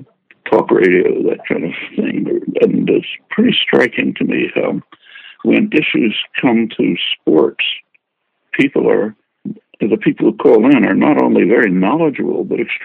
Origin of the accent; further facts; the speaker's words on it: Philadelphia, Pennsylvania, United States; I grew up in Philly